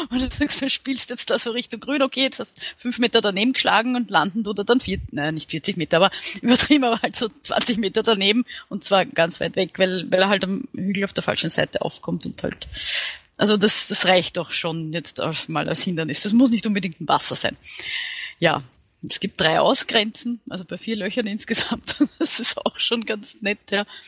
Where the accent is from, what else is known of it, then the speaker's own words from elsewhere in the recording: Vienna, Austria; ich bin aus Wien